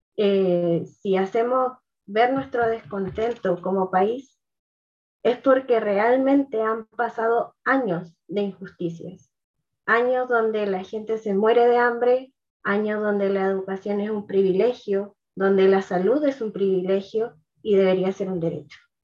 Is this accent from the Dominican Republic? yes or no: no; Chile